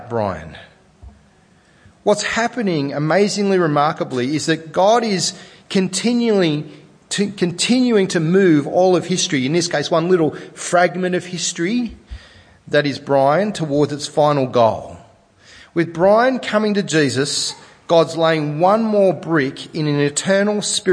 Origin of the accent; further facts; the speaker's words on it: Sydney, New South Wales, Australia; I'm from Sydney